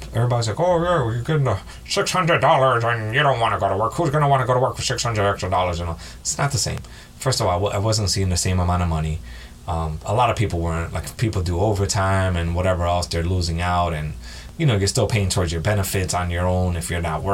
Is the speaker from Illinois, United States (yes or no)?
no; New York City, New York, United States; moved away as an adult; now in New Jersey, United States; I'm born and raised in New York. I'm in Jersey now.